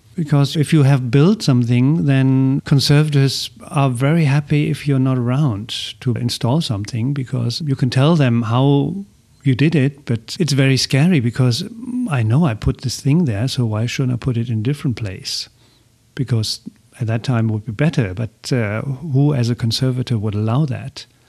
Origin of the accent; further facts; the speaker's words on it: Essen, North Rhine-Westphalia, Germany; English is a second language; moved away; in my hometown in Essen, in Germany